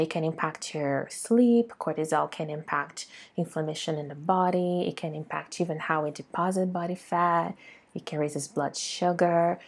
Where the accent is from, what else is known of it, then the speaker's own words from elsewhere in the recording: Brazil; being born and raised in Brazil